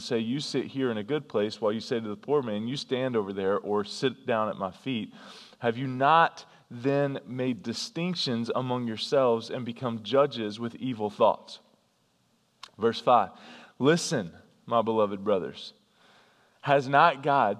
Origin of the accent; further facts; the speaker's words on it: North Carolina, United States; I grew up in North Carolina